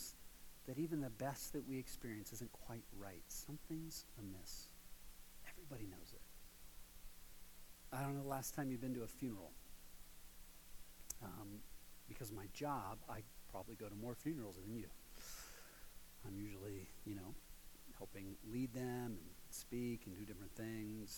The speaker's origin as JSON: {"language": "English", "region": "Ohio", "country": "United States", "moved": "yes", "lives_now": "Colorado, United States", "said": "I'm from Ohio."}